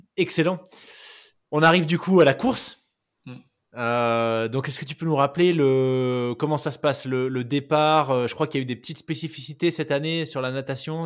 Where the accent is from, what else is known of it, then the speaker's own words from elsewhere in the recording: New Caledonia; j'ai grandi en Nouvelle-Calédonie